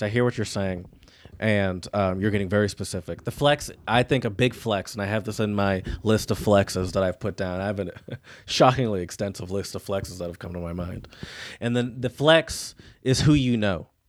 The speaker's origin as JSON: {"language": "English", "country": "United States", "said": "I'm an American"}